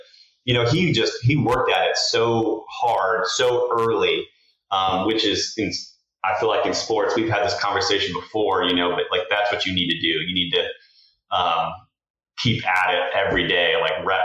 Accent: Tucson, Arizona, United States; we grew up in Tucson, Arizona

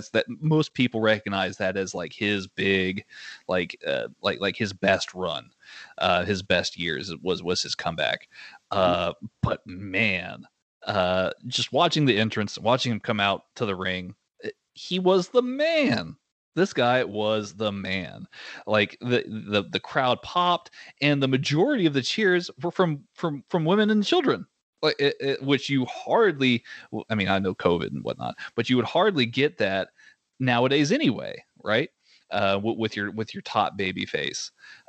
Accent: San Antonio, Texas, United States; I was born in San Antonio, the same place that Shawn Michaels is from

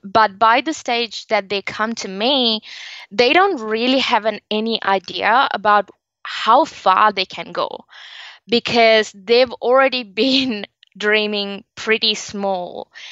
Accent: Sri Lanka; now in Australia; So originally I am from Sri Lanka, but I live and work now in Australia and been for a very long time.

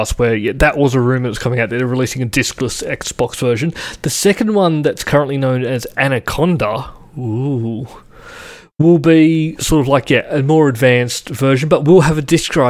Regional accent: Sydney, New South Wales, Australia; Growing up in Western Sydney

